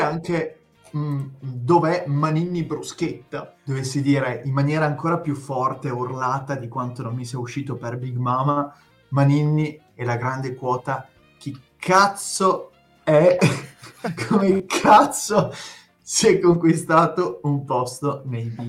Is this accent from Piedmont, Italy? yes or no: yes; Piedmont, Italy; accent: tartufino (Piedmontese); il mio accento tartufino